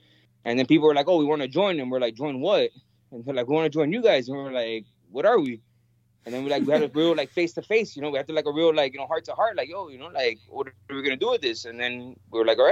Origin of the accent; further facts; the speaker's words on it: Miami, Florida, United States; I was born and raised in Miami. My mother is Cuban and my father is Venezuelan.